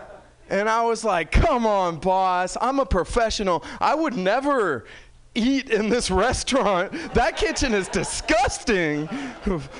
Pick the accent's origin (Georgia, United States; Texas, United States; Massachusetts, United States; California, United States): California, United States; San Francisco; I'm from San Francisco